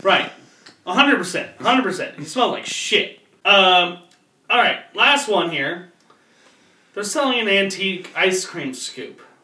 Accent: Florence, Kentucky, United States; I grew up in Florence, fucking Kentucky

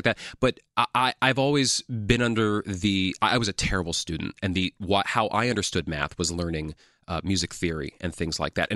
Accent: New York City, New York, United States; I was born and raised here in Manhattan and went to high school in the city, New York City Public High School

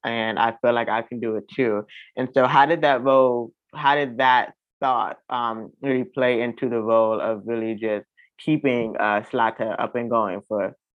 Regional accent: South Florida, United States; South Florida, my hometown

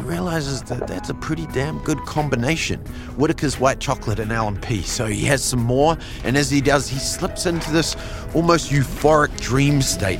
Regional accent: New Zealand; we Kiwis, we love to support our own

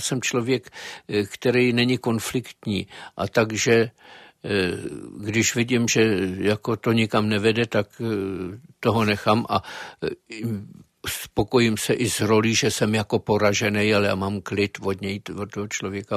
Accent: Klatovy, Plzeň Region, Czechia; já jsem byl z Klatov, eh, tehdy, tehdy jsme viděli v Klatovech a tam byli dragouni

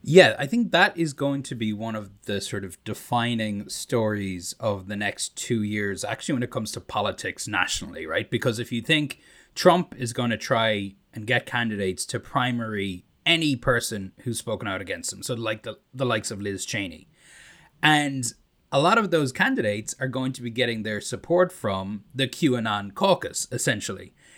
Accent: Ireland; accent: Irish; moved away; my Irish accent

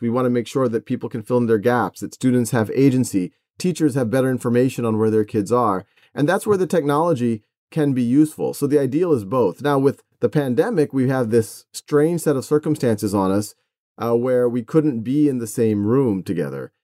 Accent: Metairie, Louisiana, United States; I was born and raised in Metairie, Louisiana, which is, uh, right outside of New Orleans

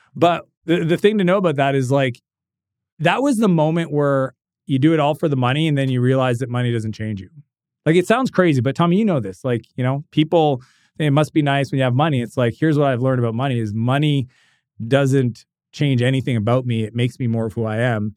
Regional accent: Canada; I'm Canadian

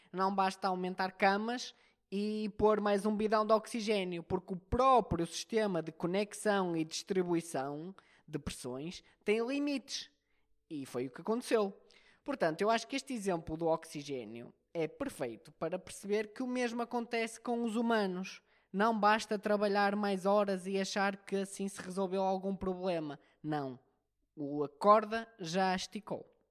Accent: Portugal; um bom português

